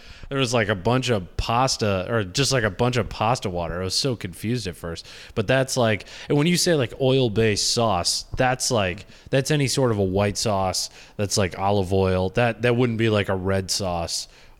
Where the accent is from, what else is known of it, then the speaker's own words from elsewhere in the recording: Grand Rapids, Michigan, United States; at least where we grew up in Grand Rapids.